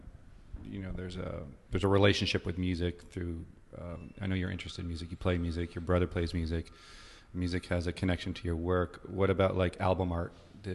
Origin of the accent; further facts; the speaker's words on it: rural New Hampshire, United States; I'm from rural New Hampshire, and the idea of a suburb was completely abstract to me growing up.